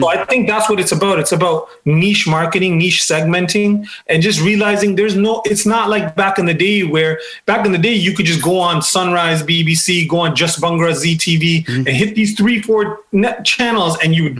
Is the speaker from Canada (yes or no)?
yes; Toronto, Ontario, Canada; born or raised there